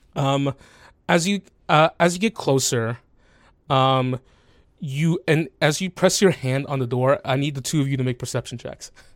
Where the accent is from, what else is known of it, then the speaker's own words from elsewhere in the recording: the South, United States; moved away; I grew up in the South.